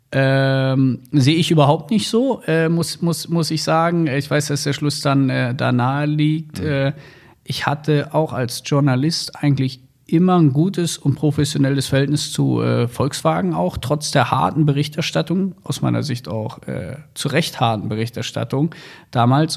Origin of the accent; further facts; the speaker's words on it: Wolfsburg, Lower Saxony, Germany; moved away as an adult; also born or lived in Hamburg; ich bin ja in Wolfsburg groß geworden